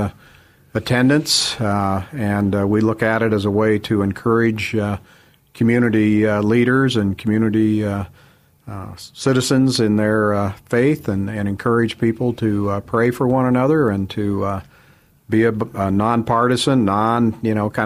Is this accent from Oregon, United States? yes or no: yes; Vale, Oregon, United States; moved away as an adult; also born or lived in Ontario, Oregon; now in Idaho, United States; went to grade school and high school in Vail, Oregon